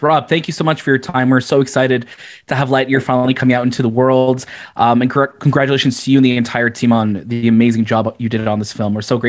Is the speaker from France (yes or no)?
no; Canada; We're a small country. Very small country.